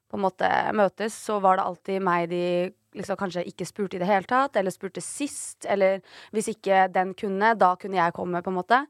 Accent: Oslo, Norway; Mamma og pappa bodde på Torshov. Eh, og så flytta de til Ammerud. Og så bodde vi der til jeg gikk i tredje klasse på barneskolen. Og så flytta, til, så flytta mamma til Stovner

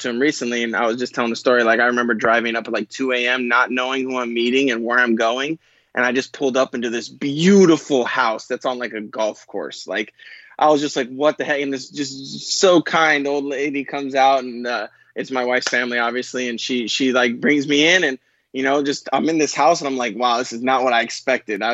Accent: Burbank, California, United States; I'm originally from Burbank, California. I went to a high school called John Burroughs High School.

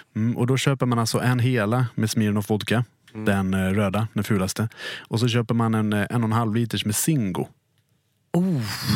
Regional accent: Dalarna County, Sweden; jag är från Dalarna

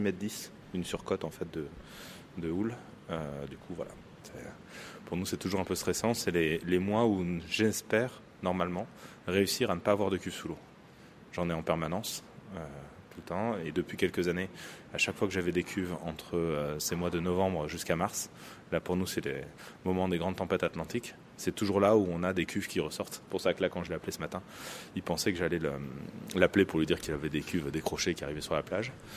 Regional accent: Saint-Jean-de-Luz, Nouvelle-Aquitaine, France; j'étais pas du Rugne, mais plutôt de Saint-Jean-de-Luz

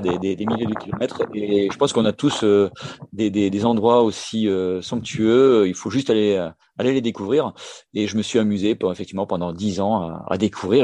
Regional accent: Valenciennes basin, the North, Hauts-de-France, France; moved away as an adult; now in Perpignan, France; en tant que ch'ti, hein, je suis natif du, du nord, euh, du côté du, bassin du Valenciennois

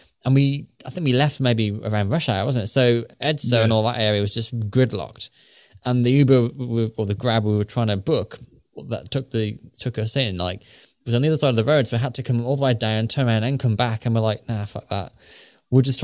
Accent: United Kingdom; accent: British; because I'm British

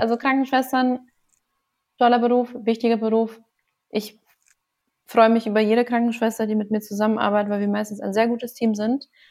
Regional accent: Passau, Bavaria, Germany; also born or lived in Göttingen; now in Augsburg, Germany; Ich komme aus Passau

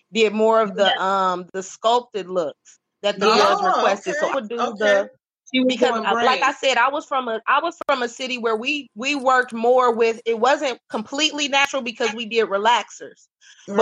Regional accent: Dayton, Ohio, United States; I'm originally from Dayton

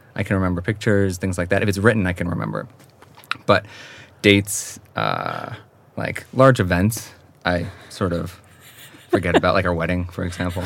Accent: Hawthorne, New York, United States; moved away as an adult; now in Sweden; Westchester County. And that's where I grew up and um, spent my whole childhood until I went away to college

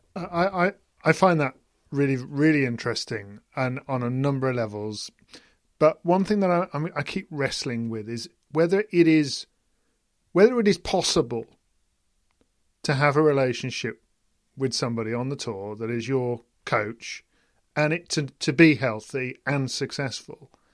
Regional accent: United Kingdom; as a British person

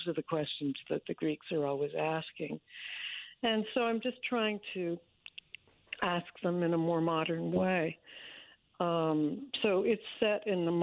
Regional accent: Washington, District of Columbia, United States; I grew up mostly in Washington, D.C.

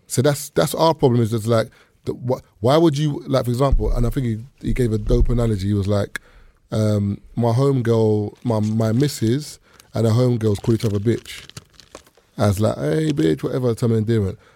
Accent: the East, London, United Kingdom; when I was growing up in the East

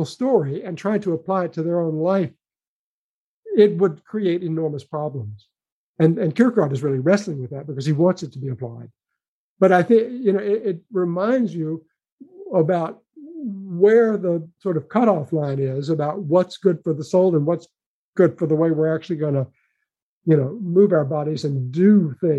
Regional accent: Memphis, Tennessee, United States; moved away; I grew up in Memphis, Tennessee

